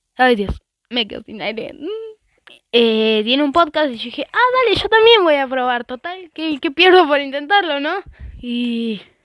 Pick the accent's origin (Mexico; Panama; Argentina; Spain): Argentina; como yo soy de Argentina